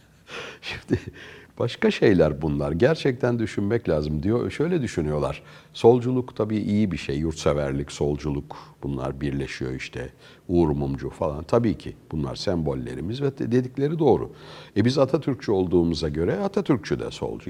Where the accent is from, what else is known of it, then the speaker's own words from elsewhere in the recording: Ankara, Turkey; moved away as an adult; also born or lived in Sweden; Ankara'da yetiştik